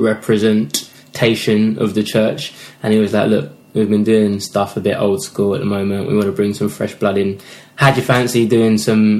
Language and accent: English; London, United Kingdom; we grew up in East London.